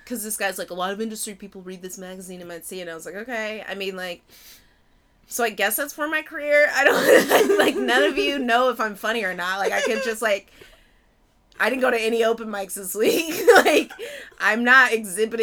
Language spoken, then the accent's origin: English; Pasadena, California, United States; moved away as an adult; also born or lived in Baltimore; I'm from Pasadena, and I moved to Baltimore, and I was living there for 7 years